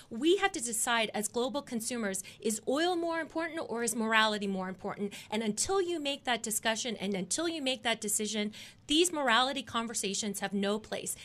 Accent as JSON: {"language": "English", "town": "Dallas", "region": "Texas", "country": "United States", "tie": "born or raised there", "said": "my hometown team, the Dallas Cowboys"}